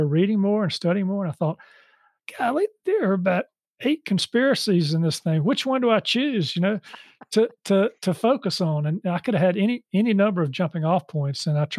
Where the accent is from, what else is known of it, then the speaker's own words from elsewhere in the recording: Charlotte, North Carolina, United States; Yeah, so just to tie what you just said, I grew up in Charlotte and I went to school here.